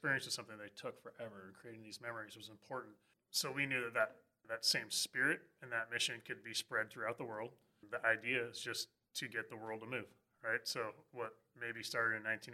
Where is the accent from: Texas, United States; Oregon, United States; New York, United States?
Oregon, United States; Growing up in Oregon